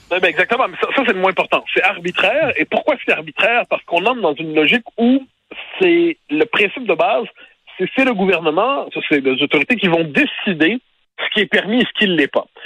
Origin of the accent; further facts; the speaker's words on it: Quebec, Canada; On est des Québécois